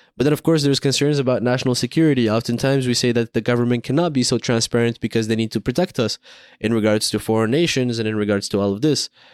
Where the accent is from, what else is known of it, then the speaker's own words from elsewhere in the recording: Morocco; I grew up in Morocco